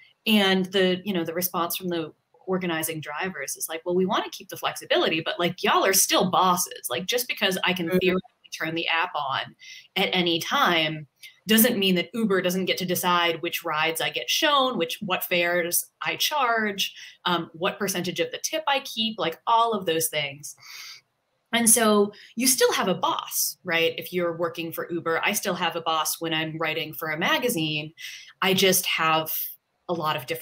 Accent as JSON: {"language": "English", "country": "United States", "said": "I'm an American"}